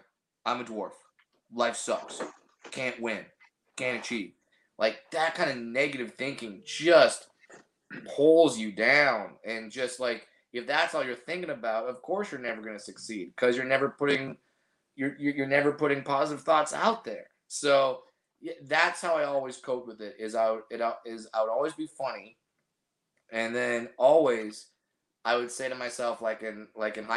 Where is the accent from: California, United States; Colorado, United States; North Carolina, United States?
California, United States; Orange County; I have a lot of family here in Southern California, but I grew up in Orange County